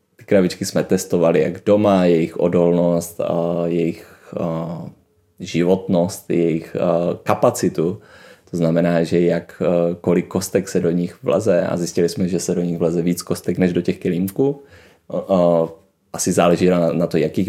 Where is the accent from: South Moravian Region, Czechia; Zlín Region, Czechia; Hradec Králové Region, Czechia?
South Moravian Region, Czechia; Brno; moved away; jsem byl z Brna